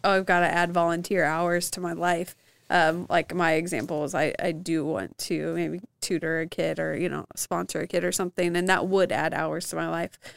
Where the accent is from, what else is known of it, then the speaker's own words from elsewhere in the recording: Evansville, Indiana, United States; growing up in Evansville